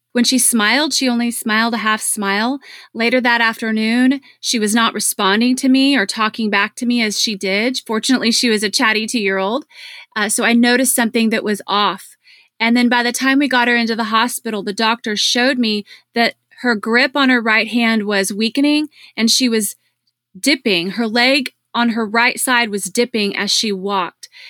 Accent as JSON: {"language": "English", "town": "Dallas", "region": "Texas", "country": "United States", "tie": "born or raised there", "said": "my hometown of Dallas"}